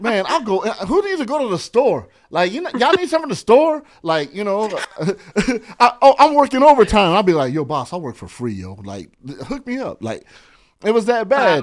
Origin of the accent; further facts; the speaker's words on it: San Bernardino, California, United States; now in Los Angeles, United States; I grew up in San Bernardino. I'm a I E guy